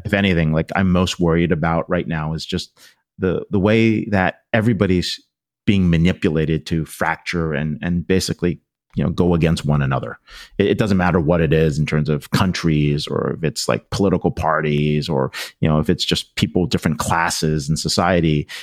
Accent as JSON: {"language": "English", "region": "Pennsylvania", "country": "United States", "tie": "born or raised there", "said": "I grew up in Pennsylvania"}